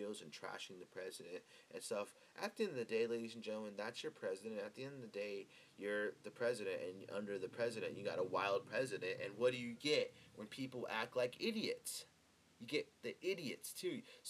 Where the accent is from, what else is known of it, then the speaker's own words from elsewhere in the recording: United States; as American citizens.